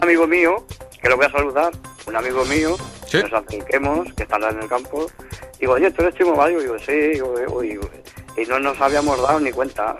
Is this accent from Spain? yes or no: yes; Casas Ibáñez, Castilla-La Mancha, Spain; now in Picassent, Spain; mi pueblo para allá para, Casas Ibáñez